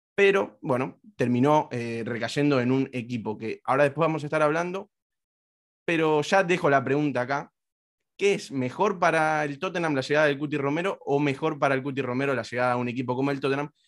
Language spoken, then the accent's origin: Spanish; Argentina; yo soy argentino